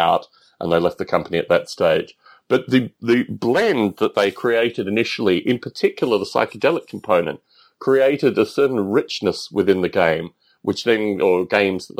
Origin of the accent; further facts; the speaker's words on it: Australia; moved away as an adult; also born or lived in United Kingdom; growing up in Australia